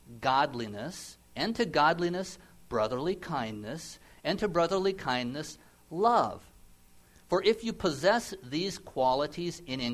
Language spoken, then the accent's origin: English; Nebraska, United States; I grew up in the Midwest in Nebraska, and we had a big garden